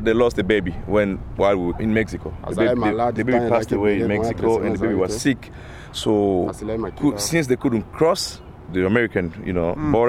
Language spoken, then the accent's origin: English; DR Congo; moved away as an adult; now in Portland, United States; I'm from the Congo.